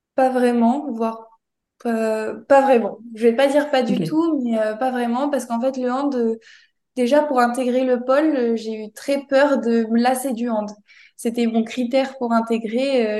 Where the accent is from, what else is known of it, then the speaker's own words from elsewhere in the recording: near Toulouse, Occitania, France; je suis originaire de Toulouse, donc pas loin de Toulouse.